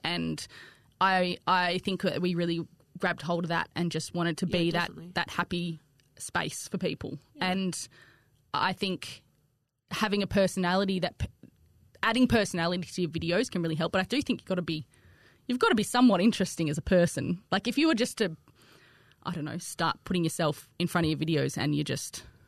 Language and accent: English; Australia; accent: bogan twang